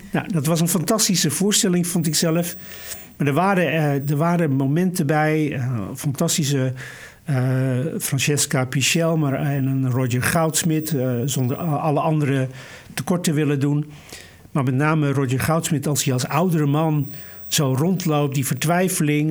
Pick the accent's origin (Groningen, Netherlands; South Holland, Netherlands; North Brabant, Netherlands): North Brabant, Netherlands; Vught; moved away; ik ben in Vught geboren, ik heb daar een deel van mijn jeugd eh, doorgebracht